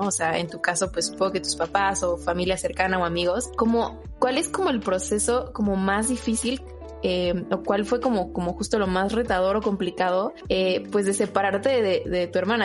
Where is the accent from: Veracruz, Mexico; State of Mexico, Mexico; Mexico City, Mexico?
Mexico City, Mexico; uno como chilango